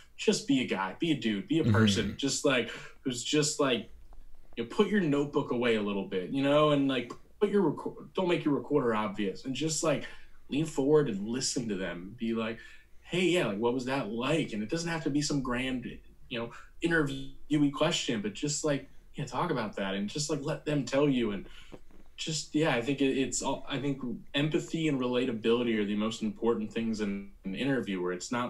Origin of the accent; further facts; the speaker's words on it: New Jersey, United States; And going to college in Indiana, despite growing up in Jersey, and those kind of things really help.